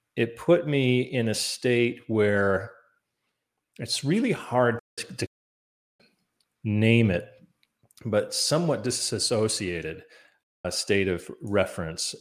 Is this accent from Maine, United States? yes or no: yes; Maine, United States; growing up in Maine